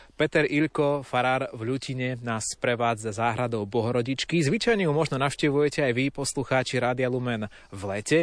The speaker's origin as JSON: {"language": "Slovak", "country": "Slovakia", "said": "u nás doma na Slovensku"}